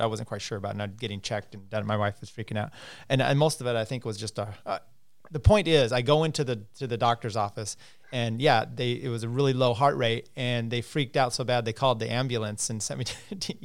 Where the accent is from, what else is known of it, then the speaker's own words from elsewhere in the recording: the Northwest, Pacific Northwest, United States; moved away; when I grew up in the Northwest